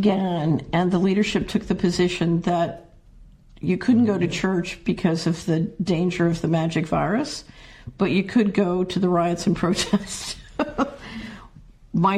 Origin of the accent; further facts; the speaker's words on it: Philadelphia, Pennsylvania, United States; I grew up in Philadelphia